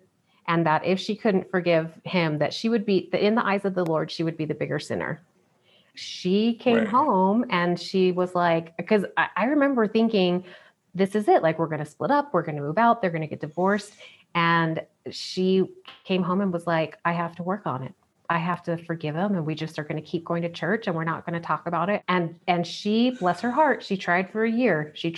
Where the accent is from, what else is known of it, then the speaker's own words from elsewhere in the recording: South Carolina, United States; Growing up in the Bible Belt.